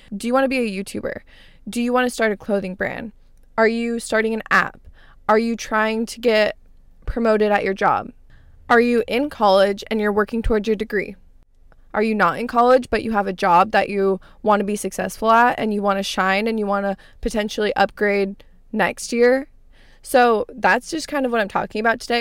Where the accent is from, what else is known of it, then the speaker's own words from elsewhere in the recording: Arizona, United States; moved away; I grew up in Arizona. I lived there my entire life